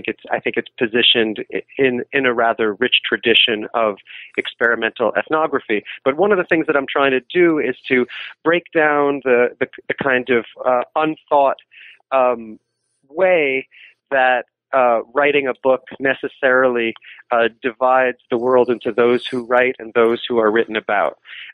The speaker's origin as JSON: {"language": "English", "town": "New York City", "region": "New York", "country": "United States", "said": "I'm from New York City"}